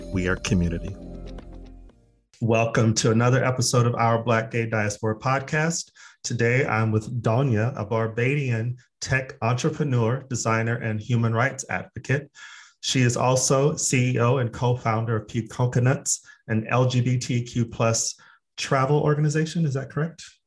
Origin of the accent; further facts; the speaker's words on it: Phoenix, Arizona, United States; now in Sweden; I'm actually from Phoenix, Arizona